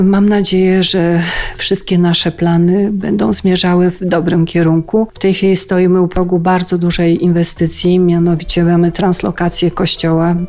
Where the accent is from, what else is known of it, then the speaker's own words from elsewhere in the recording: Żywiec Beskids, Silesian Voivodeship, Poland; u nas w Beskidzie Żywieckim